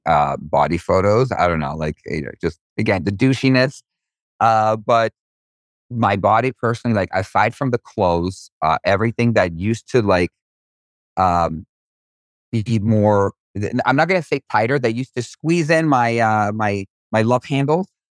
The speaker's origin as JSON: {"language": "English", "country": "Israel", "tie": "born or raised there", "said": "I was born in Israel."}